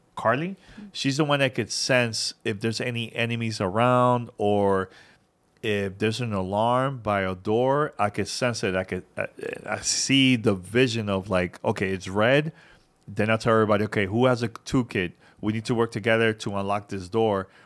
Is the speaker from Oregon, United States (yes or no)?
no; New York City, New York, United States; growing up in New York City, you know, my mom didn't really, you know, my parents didn't really have a lot of money